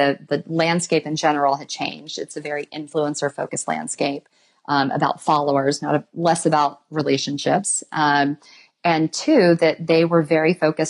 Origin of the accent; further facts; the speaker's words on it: West Coast, United States; we're from the West Coast